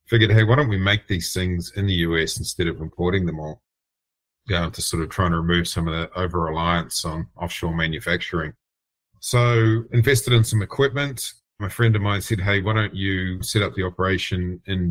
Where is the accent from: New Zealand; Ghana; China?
New Zealand; moved away as an adult; also born or lived in San Francisco / Miami; I'm from New Zealand originally. I came to San Francisco in 2016